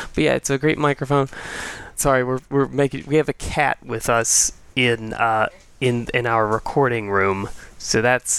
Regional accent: Mississippi, United States; moved away; I'm in Mississippi

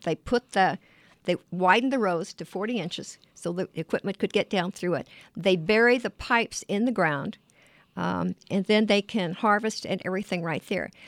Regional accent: Glendale, Arizona, United States; I grew up in Glendale. Um, I live on a two acres now, about a quarter of a mile from the little five acre farm I grew up on

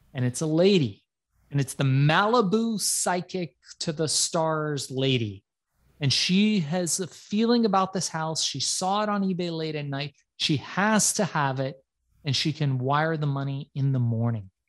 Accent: Iran; I'm from Iran

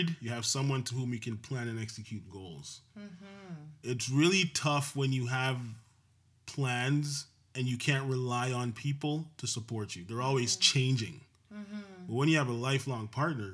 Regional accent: Jamaica; now in Canada; I'm from Jamaica

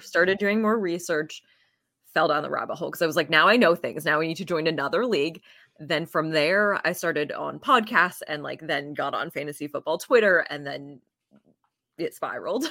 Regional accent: Vermont, United States; I grew up in Vermont, went to the University of Vermont

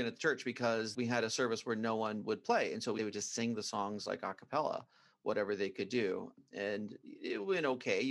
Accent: Brockway, Pennsylvania, United States; I grew up out in the country outside of a small town called Brockway, Pennsylvania

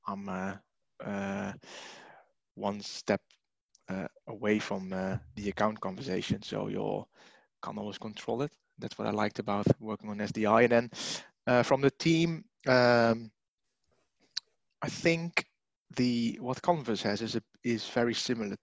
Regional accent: Netherlands; moved away as an adult; now in United Kingdom; I am originally from the Netherlands. I'm in the UK now for about 5 years, 6 years

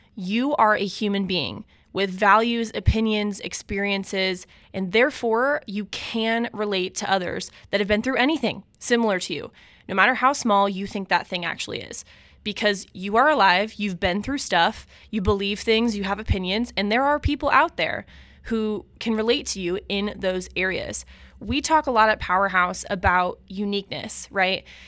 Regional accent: Omaha, Nebraska, United States; I grew up in West Omaha, Nebraska

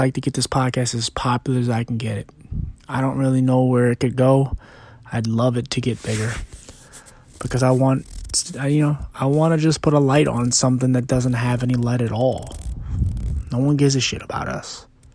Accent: Philadelphia, Pennsylvania, United States; I'm also from Philly, and it's a hard city where you grow up

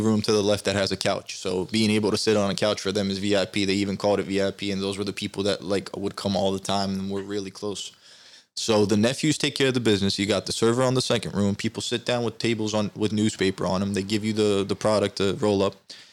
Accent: Turkey; now in United States; me growing up in Turkey and the city I grew up in, it has a high gypsy population

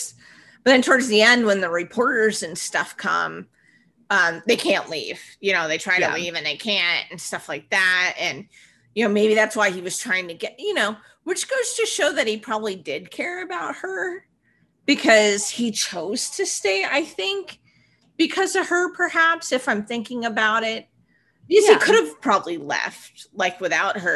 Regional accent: Vermont, United States; moved away; in the Northeast, like where I grew up in Vermont

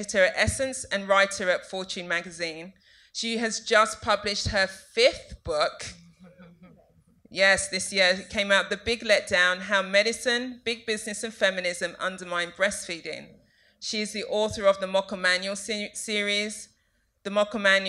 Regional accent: London, United Kingdom; I'm from East London

